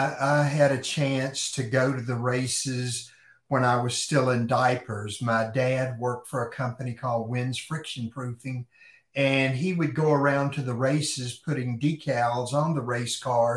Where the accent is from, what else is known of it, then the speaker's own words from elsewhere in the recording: Lynchburg, Virginia, United States; I grew up in Lynchburg, Virginia.